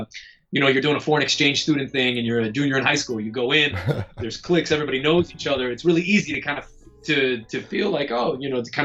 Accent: Florida, United States; I'm from Florida

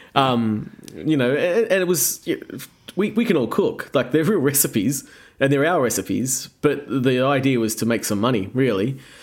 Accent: Australia

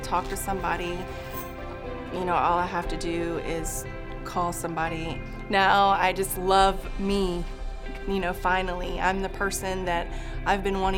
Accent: Pensacola, Florida, United States; I'm from Pensacola, Florida

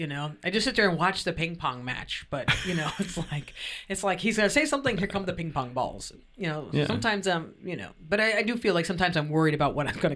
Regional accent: New York, United States; that's part of being a New Yorker.

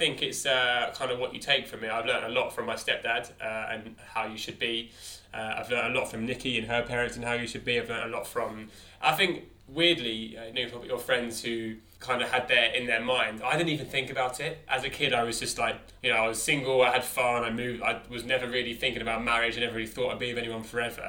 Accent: Potters Bar, East of England, United Kingdom; born or raised there; moved away as an adult; now in London, United Kingdom

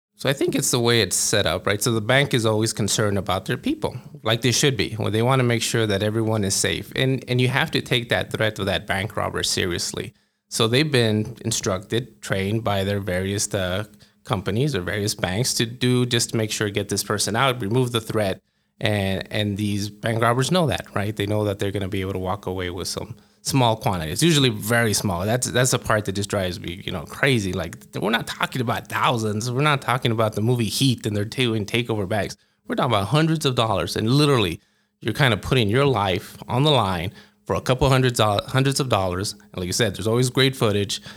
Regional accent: El Paso, Texas, United States; moved away as an adult; now in Albuquerque, United States; I grew up in El Paso

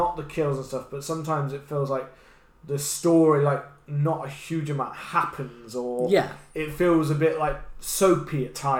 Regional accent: United Kingdom; we're British

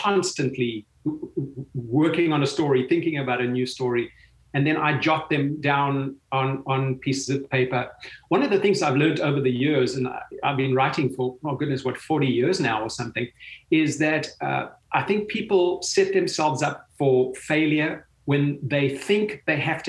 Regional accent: South Africa; growing up in South Africa

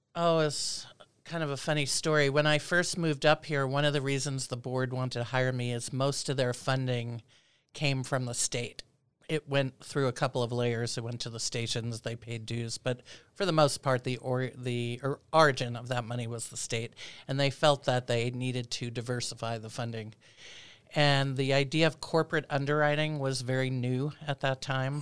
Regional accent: New York City, New York, United States; moved away as an adult; also born or lived in Philadelphia / Berkeley, California; now in Anchorage, United States; I'm originally from Brooklyn, New York

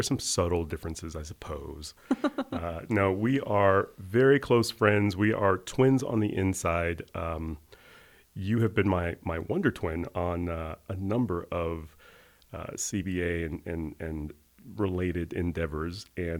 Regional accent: Montgomery, Alabama, United States; I am the son of educators. I was born and raised in Montgomery, Alabama, middle-class family.

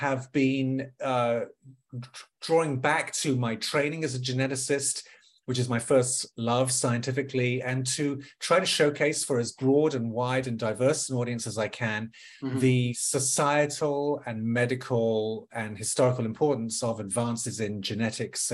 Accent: London, United Kingdom; moved away as an adult; also born or lived in Watford; now in Washington, D.C., United States; born and raised in Northwest London

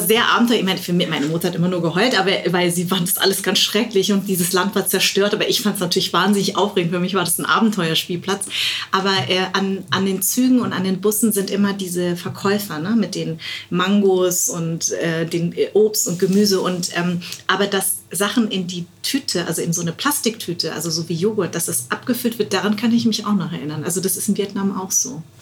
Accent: West Germany, Germany; Deswegen bin ich auch in Westdeutschland groß geworden

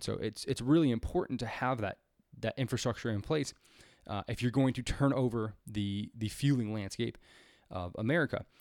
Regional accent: California, United States; my home state of California

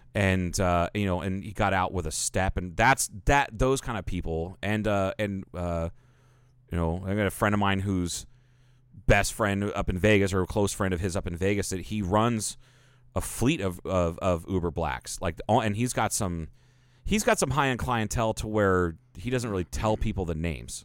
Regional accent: Cayman Islands; now in Kingman, United States; I'm from Cayman.

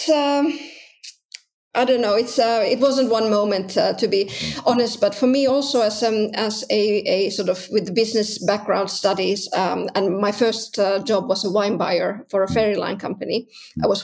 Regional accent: Southern Finland, Finland; English is a second language; Yeah, that's right. That's right. Uh, in the south of Finland.

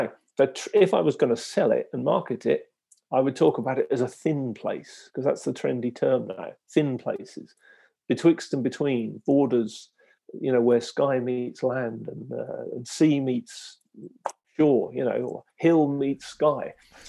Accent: Lowestoft, East of England, United Kingdom; I'm from Lowestoft

